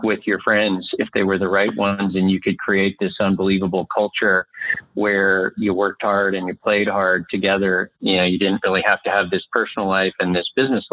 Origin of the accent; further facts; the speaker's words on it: Montana, United States; moved away as an adult; also born or lived in Austin, Texas; I grew up here in Montana. I'm coming to you from Whitefish, Montana, yeah, fifth generation Montanan